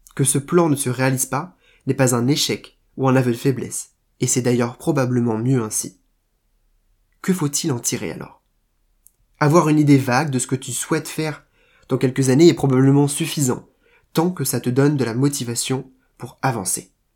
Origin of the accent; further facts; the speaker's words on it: Rennes, Brittany, France; moved away as an adult; now in Paris, France; j'ai quitté Rennes pour Paris